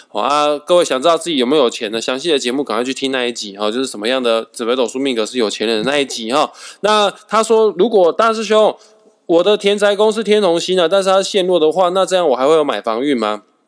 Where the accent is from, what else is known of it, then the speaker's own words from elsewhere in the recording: Kaohsiung, Taiwan; now in northern Taiwan; 毕竟我是高雄人来的